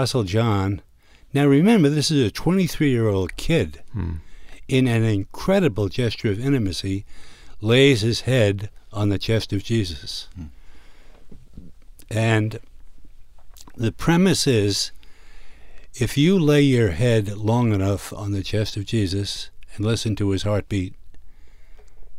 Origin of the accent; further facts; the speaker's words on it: New York City, New York, United States; Growing up in Brooklyn, New York, the largest Jewish community in the world, I was surrounded by Jewish culture